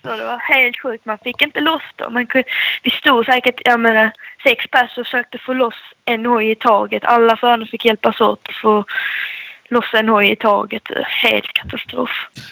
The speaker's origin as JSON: {"language": "Swedish", "region": "Skåne", "country": "Sweden", "said": "som skåning"}